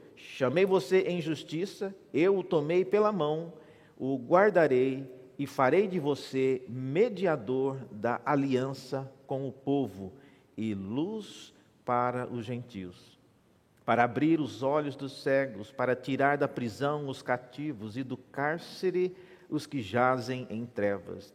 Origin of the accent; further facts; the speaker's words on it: Mato Grosso, Brazil; now in São Paulo, Brazil; eu nasci na igreja evangélica presbiteriana em Mato Grosso